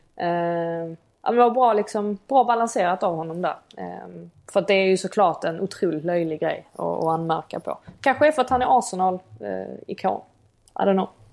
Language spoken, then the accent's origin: Swedish; Sweden; now in England; hemma i Sverige.